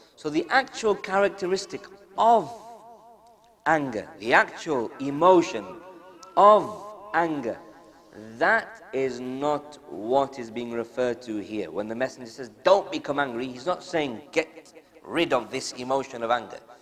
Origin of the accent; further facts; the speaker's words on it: United Kingdom; being born and raised in the UK and school and college and all that type of stuff